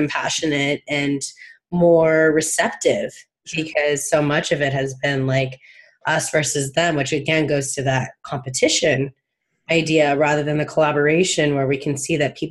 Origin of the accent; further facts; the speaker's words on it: Palm Springs, California, United States; I live in a very high LGBT community growing up in Palm Springs